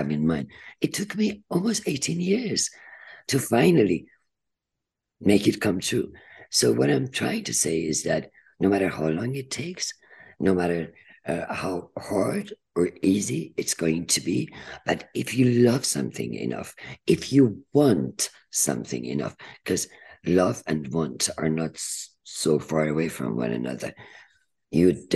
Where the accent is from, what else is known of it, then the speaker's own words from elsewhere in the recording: Iran; moved away as an adult; also born or lived in United Kingdom; now in United States; I came from Iran, Turkey